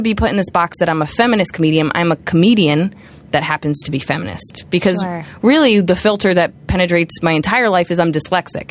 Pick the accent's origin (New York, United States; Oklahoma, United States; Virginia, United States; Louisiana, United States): New York, United States; being a New Yorker